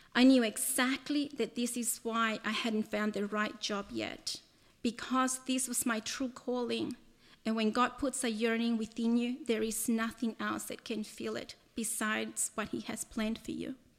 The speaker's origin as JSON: {"language": "English", "country": "El Salvador", "tie": "born or raised there", "moved": "yes", "said": "I was born in El Salvador and lived there during the first part of my childhood"}